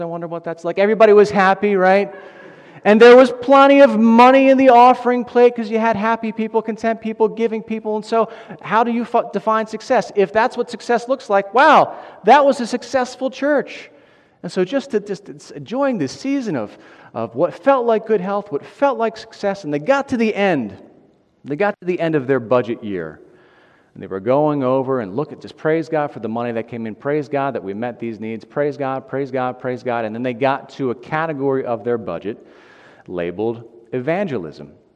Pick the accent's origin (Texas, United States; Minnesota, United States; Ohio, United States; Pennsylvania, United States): Pennsylvania, United States; Delco; I'm from Delco, and I'm working here at Bethlehem